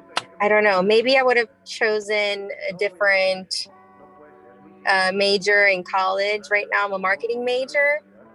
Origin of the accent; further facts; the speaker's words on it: Chicago, Illinois, United States; I grew up in Pilsen, Chicago